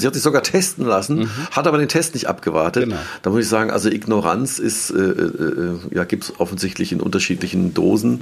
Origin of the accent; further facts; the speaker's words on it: Mannheim, Baden-Württemberg, Germany; moved away as an adult; now in Worms, Germany; ich würde mich ja als Mannheimer bezeichnen, auch wenn ich jetzt vor einem Jahr äh, auf die andere Rheinseite gezogen bin, mhm. äh, nach Worms